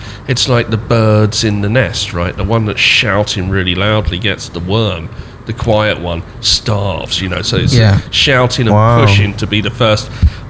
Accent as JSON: {"language": "English", "region": "London", "country": "United Kingdom", "said": "I come from London, where everyone walks really fast, but we all know which way we go, and it's all perfectly synced."}